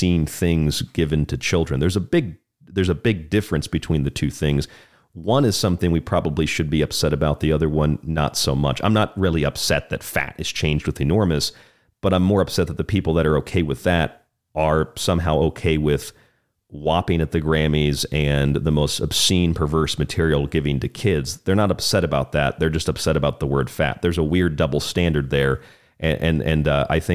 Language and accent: English; Florida, United States; the state of Florida, my home state